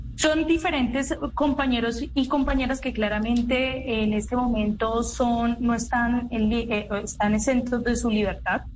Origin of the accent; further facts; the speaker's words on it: Cali, Valle del Cauca, Colombia; soy de Cali, del Pacífico colombiano